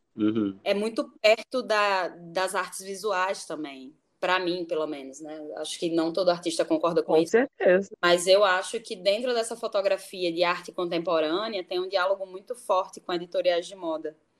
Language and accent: Portuguese; Natal, Rio Grande do Norte, Brazil; moved away as an adult; also born or lived in Brasília; now in Rio de Janeiro, Brazil; eu nasci em Natal